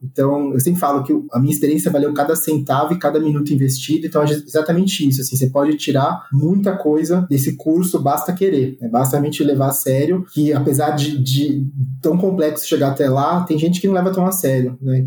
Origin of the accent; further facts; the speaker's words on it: Brazil; a gente não é nativo, a gente é brasileiro.